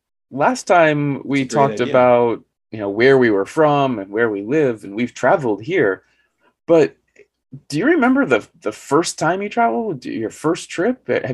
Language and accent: English; Arizona, United States; also born or lived in New York; I was actually born in New York, even though, as I said, I grew up in Arizona.